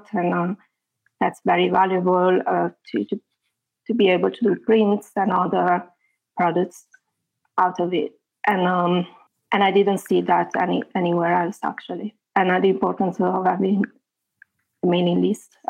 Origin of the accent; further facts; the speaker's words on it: Italy; moved away as an adult; also born or lived in near London, England; now in England, United Kingdom; I am in England. I am near London, and I am from Italy. But I've been living here for about 13 years.